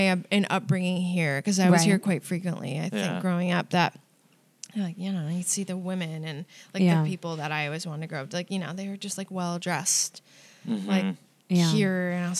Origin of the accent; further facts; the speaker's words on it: Albany, New York, United States; Upstate Albany, New